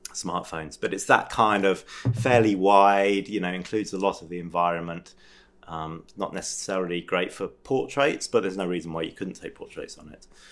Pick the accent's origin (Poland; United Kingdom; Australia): United Kingdom; England; moved away as an adult; now in France; I'm from England originally